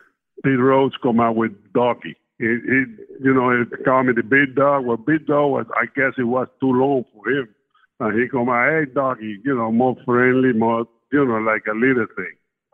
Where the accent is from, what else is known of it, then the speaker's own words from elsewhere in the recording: Cuba; English is a second language; now in United States; Well, I come up, I'm raised in a small town. It was a sugar factory. We made sugar, that was down in the country. And it was a small town, about 3,000 people lived there.